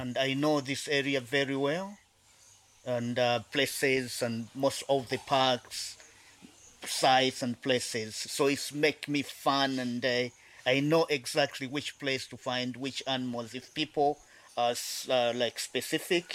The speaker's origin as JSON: {"language": "English", "area": "South Luangwa Valley", "region": "Eastern Province", "country": "Zambia", "tie": "born or raised there", "said": "I was born and grew up in this area"}